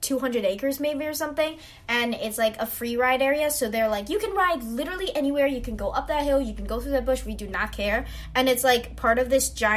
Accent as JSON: {"language": "English", "region": "Hawaii", "country": "United States", "said": "I am from Hawaii"}